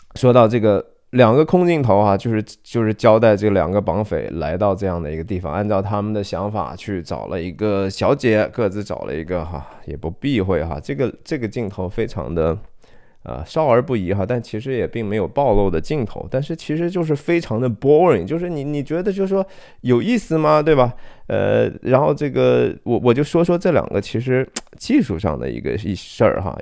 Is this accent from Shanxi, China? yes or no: yes; Shanxi, China; 我是山西人哈